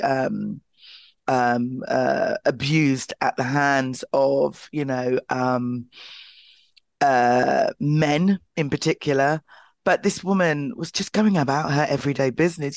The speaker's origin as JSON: {"language": "English", "region": "London", "country": "United Kingdom", "tie": "born or raised there", "said": "my hometown of Clapham, I was born and bred in South London, in Clapham"}